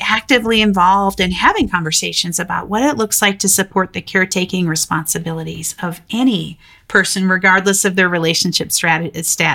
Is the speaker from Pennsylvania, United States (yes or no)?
no; Denver, Colorado, United States; my hometown of Denver, Colorado